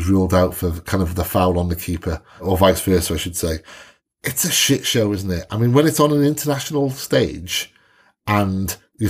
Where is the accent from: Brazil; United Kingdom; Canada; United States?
United Kingdom; Wales; or maybe I just pick up on that because I'm Welsh